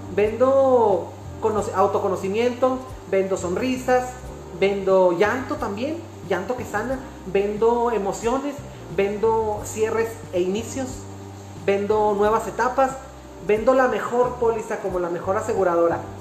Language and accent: Spanish; Mexico; como mexicanos